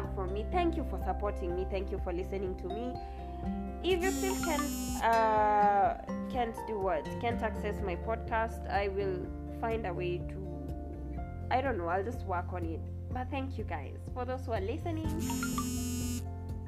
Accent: Kenya; I am Kenyan, I'm a hardcore. If you live in Kenya, you have to be a hardcore

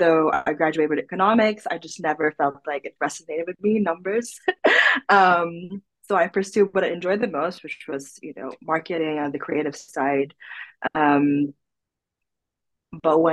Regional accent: Philippines; moved away as an adult; now in Sweden; I was born in the Philippines, basically, and then I moved to Sweden in October 2020.

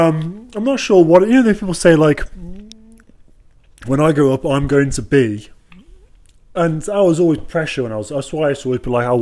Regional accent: Midlands, United Kingdom; I'm from the Midlands

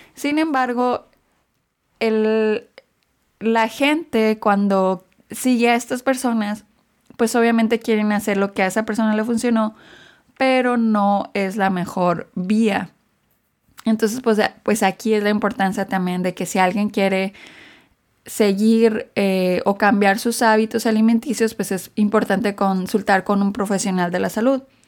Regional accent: Mexico; now in United States; yo crecí en México

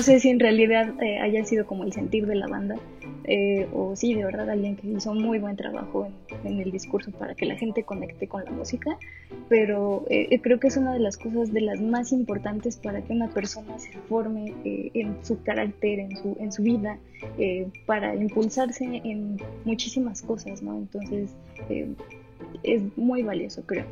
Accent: Aguascalientes, Mexico; moved away; yo que soy de, de Aguascalientes, allá venden chascas

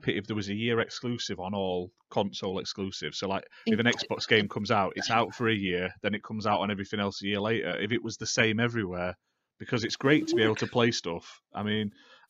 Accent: United Kingdom; I'm British and from the UK

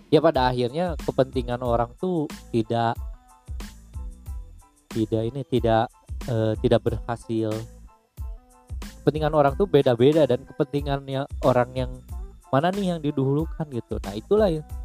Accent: West Bandung Regency, West Java, Indonesia; dari daerah gua Kabupaten Bandung Barat pengen dibangun seperti daerah utara gitu

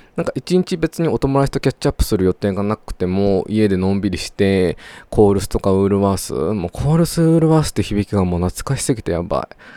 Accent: Japan; moved away as an adult; also born or lived in Australia

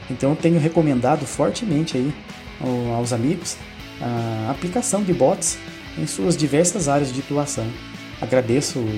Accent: Pindamonhangaba, São Paulo, Brazil; sou aqui do município de Pindamonhangaba, estado de São Paulo cidade que fica entre o eixo Rio e São Paulo.

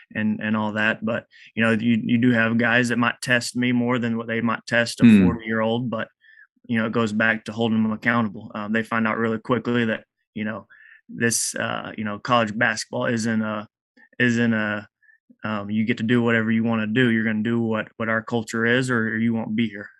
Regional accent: Eastland, Texas, United States; I'm from Eastland, Texas

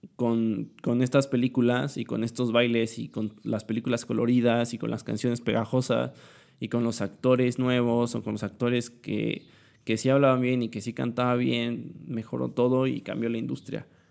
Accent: Puebla, Mexico; Soy de Puebla.

